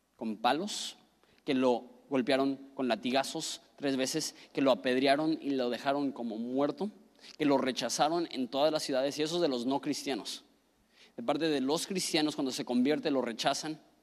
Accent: northern Mexico, Mexico; también soy enojón, norteño

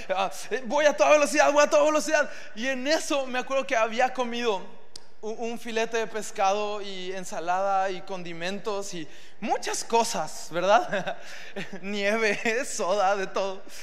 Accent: Mexico; como buenos hombres mexicanos

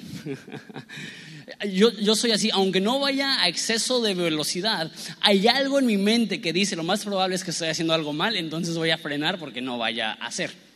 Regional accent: Mexico; nosotros lidiamos como mexicanos

